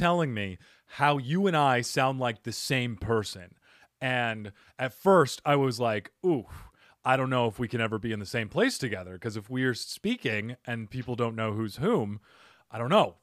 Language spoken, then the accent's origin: English; Cottonwood, Arizona, United States; where I grew up in Cottonwood, it's part of the Verde Valley